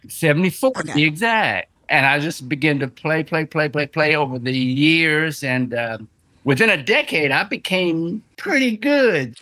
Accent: San Antonio, Texas, United States; also born or lived in Houston, Texas; I'm from Texas, San Antonio, Texas, and then I transitioned to Houston

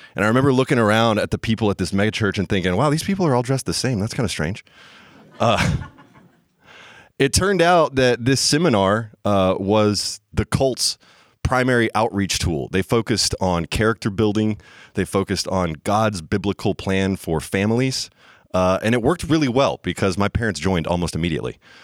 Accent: the Bible Belt, United States; I grew up in the Bible Belt

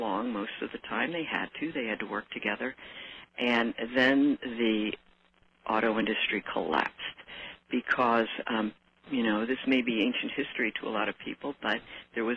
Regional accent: New Jersey, United States; moved away as an adult; also born or lived in Detroit; growing up in New Jersey

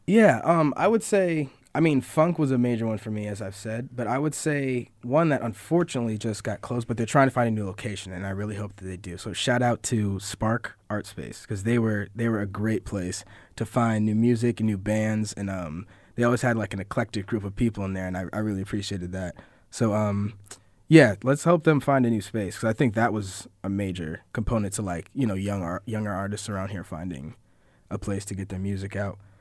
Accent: Syracuse, New York, United States; I was born in Syracuse, and, uh, I went to J D High School for two years

